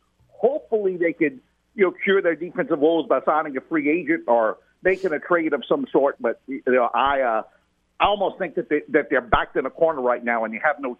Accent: Cajun, Louisiana, United States; being a Cajun guy

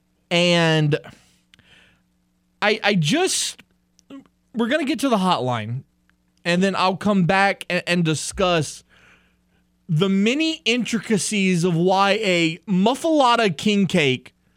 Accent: Louisiana, United States; I am from Louisiana. I've lived here my entire life.

